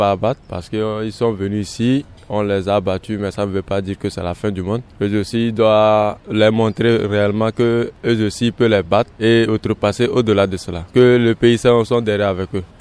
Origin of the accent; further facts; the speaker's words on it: Benin; Moi je suis béninois, donc je souhaite toujours mon pays qui va gagner.